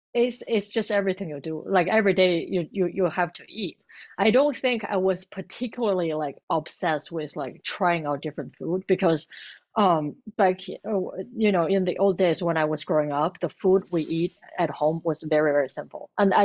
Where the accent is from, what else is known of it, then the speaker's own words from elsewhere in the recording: Beijing, China; moved away as an adult; Because I came from Beijing, it's like pretty crowded and busy. And at the time, my husband actually told me, it was like, oh, we're moving to a nice little city.